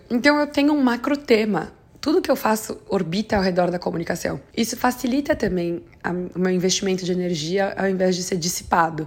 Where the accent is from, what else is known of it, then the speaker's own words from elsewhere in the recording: Brazil; moved away; eu sei que eu não moro mais no Brasil, mas eu acompanho a, a política doméstica e assim, como brasileira mesmo